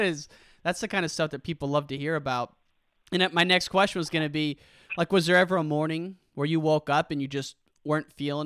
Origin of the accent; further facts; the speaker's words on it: Illinois, United States; I'm born and raised in Illinois